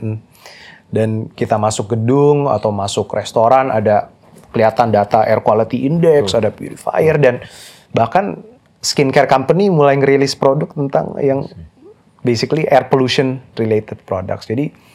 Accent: Jakarta, Indonesia; moved away; also born or lived in Canada; saya lahir di Jakarta

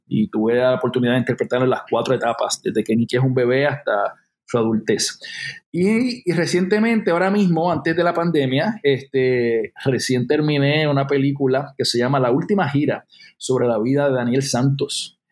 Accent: Loíza, Puerto Rico; yo soy un chamaco de Loíza, Loíza, Puerto Rico

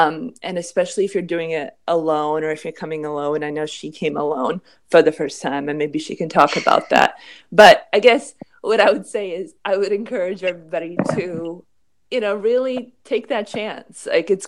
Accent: Boston, Massachusetts, United States; also born or lived in New York City / Philadelphia; growing up in Boston and NYC and Philly

